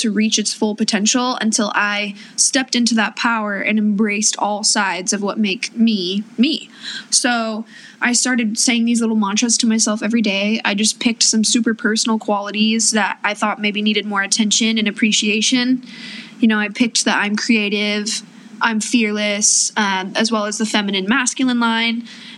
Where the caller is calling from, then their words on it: Los Angeles, California, United States; Yes, LA specifically.